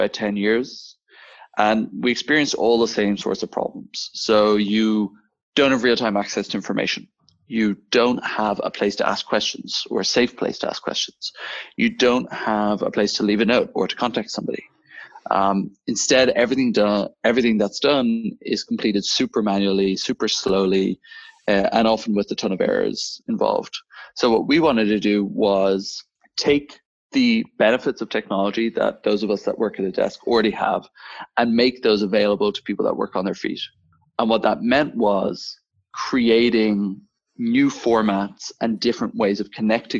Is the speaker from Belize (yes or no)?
no; Dublin, Leinster, Ireland; moved away as an adult; now in Copenhagen, Denmark; I am Irish originally, born and bred in Dublin, now running a software company based out of Copenhagen